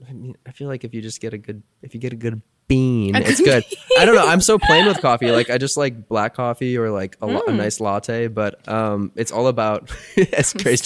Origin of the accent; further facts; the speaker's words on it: Minnesota, United States; I'm from Minnesota.